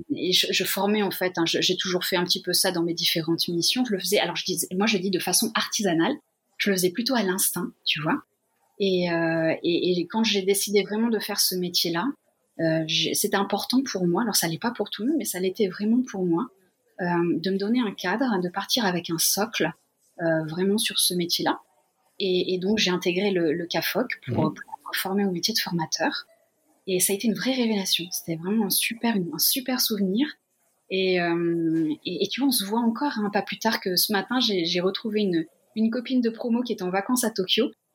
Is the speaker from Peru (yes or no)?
no; Limousin, Nouvelle-Aquitaine, France; moved away as an adult; also born or lived in Lyon; now in Japan; je suis originaire du Limousin